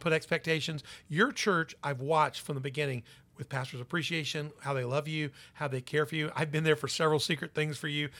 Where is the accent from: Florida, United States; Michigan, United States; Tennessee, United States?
Tennessee, United States; Memphis; I'm from Memphis